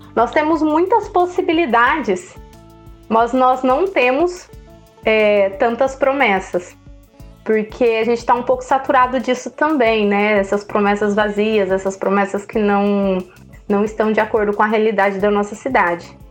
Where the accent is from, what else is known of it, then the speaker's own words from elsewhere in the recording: Andirá, Paraná, Brazil; nascida e criada aqui em Andirá, tenho 30 anos, é, estudei a vida toda aqui em Andirá também